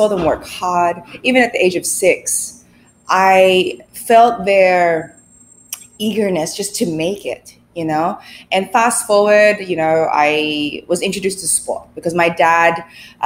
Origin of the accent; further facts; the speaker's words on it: Sydney, New South Wales, Australia; moved away as an adult; now in Philippines; I was born in the Philippines. We migrated to Sydney, Australia when I was 6 years old